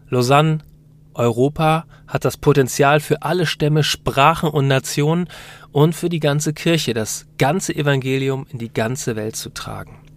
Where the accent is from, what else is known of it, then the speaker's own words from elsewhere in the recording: United Kingdom; born there; Wir sind beide in Großbritannien geboren.